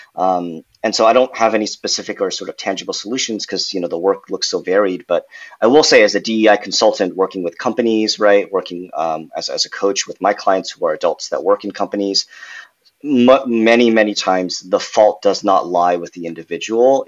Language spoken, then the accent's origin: English; Irvine, California, United States; also born or lived in New York; I grew up in Southern California, went to college in New York, uh, and now I'm happy to be back home in California